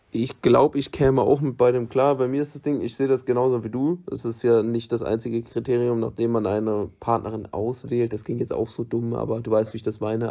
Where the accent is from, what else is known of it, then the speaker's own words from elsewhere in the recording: Germany; für immer in meinem Heimatland zu bleiben